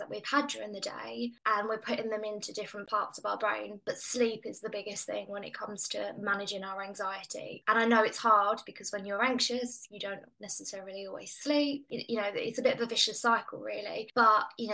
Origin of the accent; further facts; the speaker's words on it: England, United Kingdom; as your listeners can probably hear, I'm English.